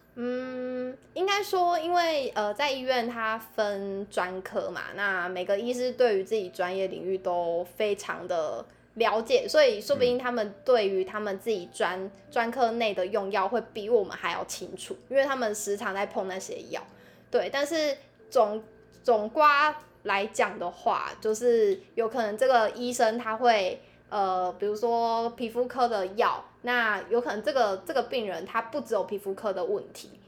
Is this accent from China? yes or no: no; southern Taiwan, Taiwan; moved away as an adult; 那我也是南部人